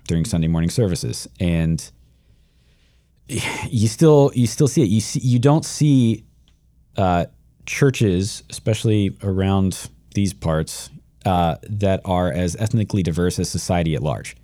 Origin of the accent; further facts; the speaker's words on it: Shenandoah Valley, Virginia, United States; I grew up in Shenandoah Valley, Virginia, white, white, white, white, white